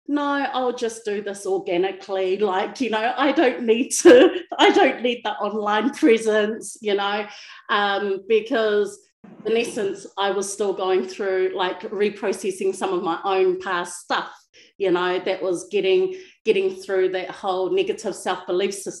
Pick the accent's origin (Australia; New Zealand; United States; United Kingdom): New Zealand; Wellington; now in Palmerston North, New Zealand; currently based in Palmerston North New Zealand, born and bred in Wellington.